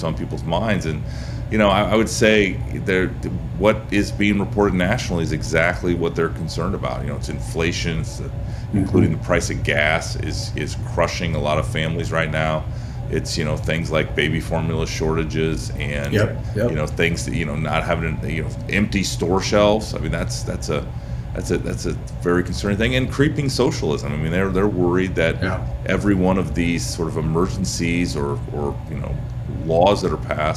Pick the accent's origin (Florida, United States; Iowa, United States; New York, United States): Iowa, United States; my home state of Iowa